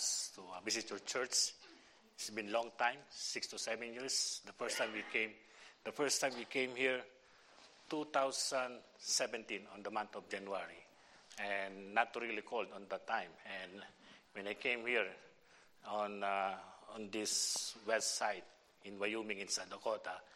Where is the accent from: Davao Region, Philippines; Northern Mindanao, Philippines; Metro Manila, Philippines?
Metro Manila, Philippines; Manila; moved away as an adult; also born or lived in United States; my hometown in the city of Manila.